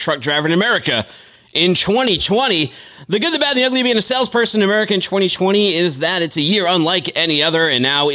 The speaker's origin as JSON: {"language": "English", "town": "Boston", "region": "Massachusetts", "country": "United States", "said": "I'm from Boston myself"}